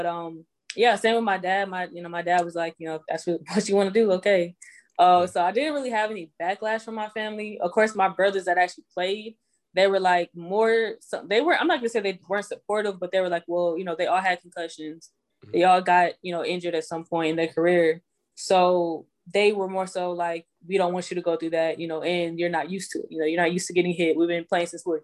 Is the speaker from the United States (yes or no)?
yes; Houston, Texas, United States; moved away as an adult; also born or lived in Greenville, South Carolina; now in Atlanta, United States; I was born in Greenville, South Carolina, raised in Houston, and then I moved to Atlanta after college pretty much